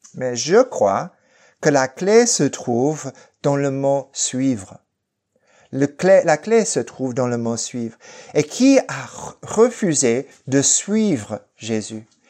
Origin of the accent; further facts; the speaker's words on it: Fresno, California, United States; now in Lausanne, Switzerland; dans ma ville natale de Fresno